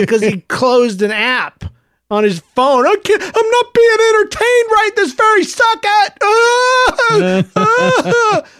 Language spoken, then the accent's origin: English; Missouri, United States; I'm a Missourian